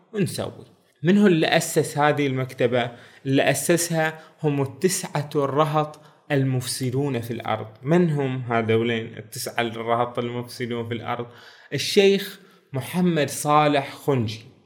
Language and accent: Arabic; Bahrain; بلادنا البحرين